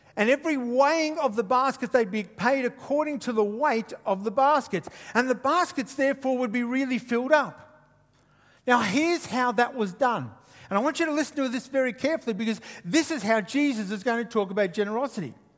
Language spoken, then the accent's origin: English; Queensland, Australia; I'm from Queensland